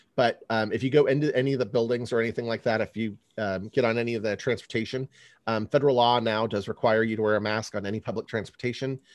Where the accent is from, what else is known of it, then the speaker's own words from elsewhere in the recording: California, United States; now in Chicago, United States; I grew up in California